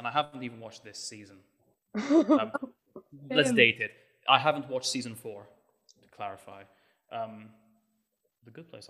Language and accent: English; Malta; I am Maltese from Malta.